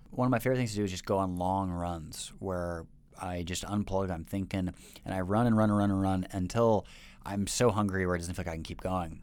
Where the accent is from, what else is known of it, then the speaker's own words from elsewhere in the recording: Seattle, Washington, United States; moved away as an adult; now in Shanghai, China; my hometown of Seattle